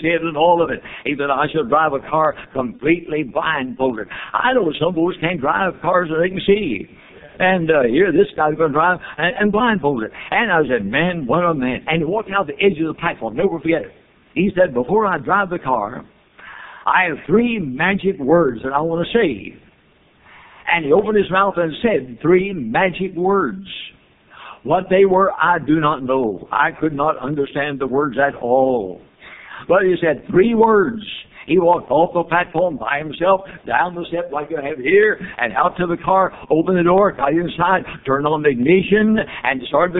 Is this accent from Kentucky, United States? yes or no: yes; Louisville, Kentucky, United States; I came out of Louisville, Kentucky, my hometown